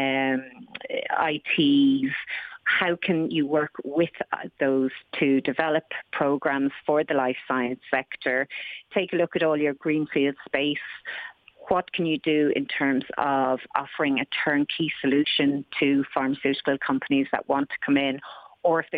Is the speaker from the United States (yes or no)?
no; Ireland